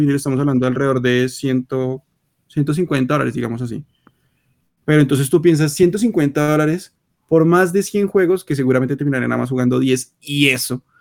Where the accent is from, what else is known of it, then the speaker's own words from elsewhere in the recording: Colombia; somos de Colombia